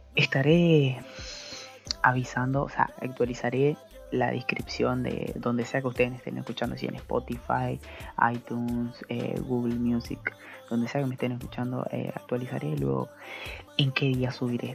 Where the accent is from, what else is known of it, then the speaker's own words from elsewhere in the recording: Posadas, Misiones, Argentina; soy de Posadas Misiones